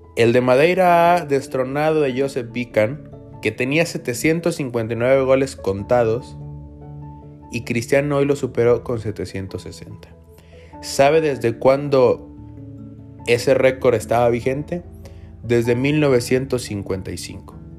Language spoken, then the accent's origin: Spanish; Mexico; nosotros como mexicanos